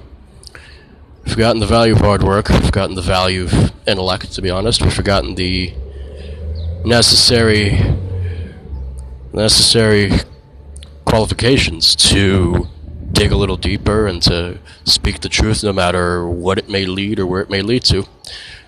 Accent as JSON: {"language": "English", "country": "United States", "said": "as an American nation"}